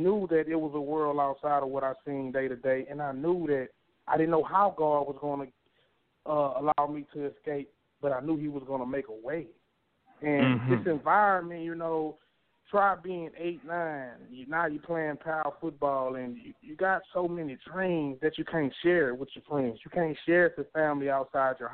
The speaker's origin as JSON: {"language": "English", "town": "Beaumont", "region": "Texas", "country": "United States", "tie": "born or raised there", "said": "growing up in Northridge Manor, you know, it was hard"}